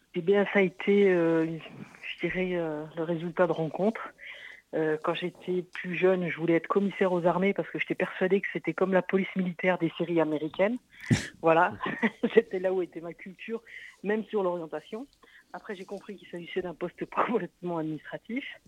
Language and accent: French; Montbéliard, Bourgogne-Franche-Comté, France; now in Toulouse, France; je suis de Montbéliard